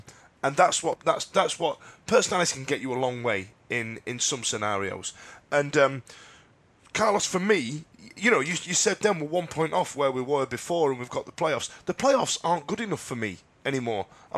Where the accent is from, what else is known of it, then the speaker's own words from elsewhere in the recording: United Kingdom; And we don't believe that because we're British and we do things proper.